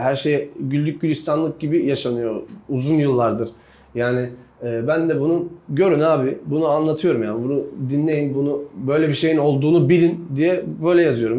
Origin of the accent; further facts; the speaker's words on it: Bulgaria; 7 ee, Mart 1990'da Bulgaristan'da doğdum. Bulgaristan göçmeni bir ailenin çocuğuyum.